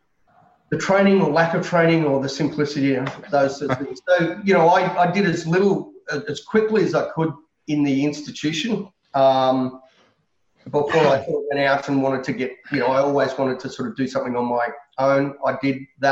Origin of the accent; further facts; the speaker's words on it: Canberra, Australian Capital Territory, Australia; moved away as an adult; also born or lived in Sydney; I was born and bred in Canberra